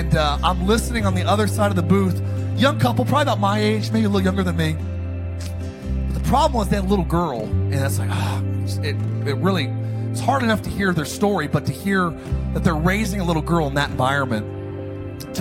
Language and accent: English; Palmdale, California, United States; also born or lived in Idaho; I'm from Palmdale, Lancaster. I grew up in a dark environment